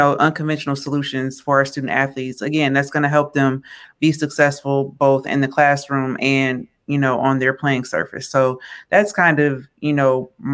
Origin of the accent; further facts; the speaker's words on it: Michigan, United States; my home state of Michigan